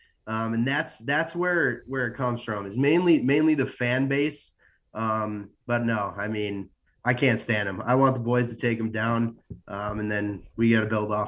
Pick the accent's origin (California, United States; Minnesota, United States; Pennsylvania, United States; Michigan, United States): Minnesota, United States; Moorhead; I grew up in Moorhead and kind of going in middle school, high school.